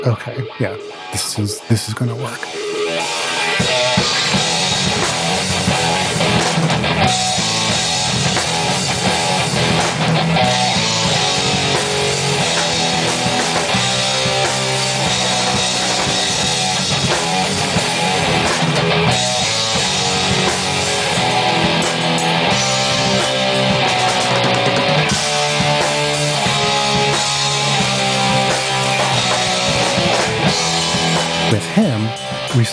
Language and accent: English; California, United States; I taught at several different little studios where I grew up in California.